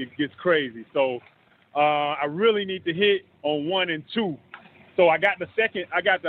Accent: Atlanta, Georgia, United States; now in Birmingham, United States; I'm from Atlanta, so I live here, man.

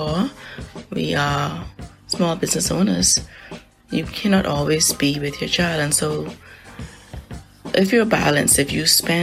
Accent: Nassau, New Providence, Bahamas; I was born and raised in Nassau, Bahamas.

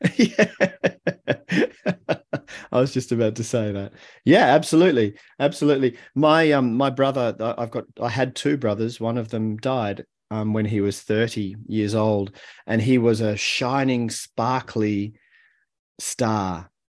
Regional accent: Melbourne, Victoria, Australia; moved away as an adult; also born or lived in Haarlem, Netherlands; we moved to Australia and, and I grew up in Melbourne.

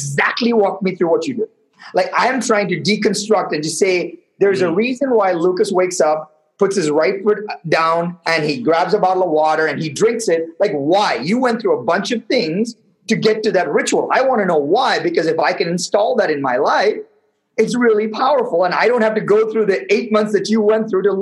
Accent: Chennai, Tamil Nadu, India; moved away; living in the middle of a city in India called Madras, in a one-bedroom apartment where I shared the bed with my parents till I was maybe 11, 12 years

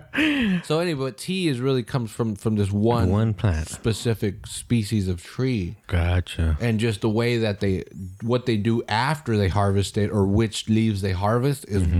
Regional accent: Salinas, California, United States; I'm from Salinas

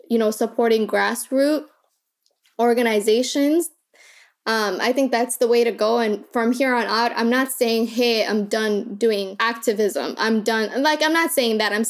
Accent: Kakuma, Turkana County, Kenya; born there; I was born in Kakuma and so it was 66% women and children.

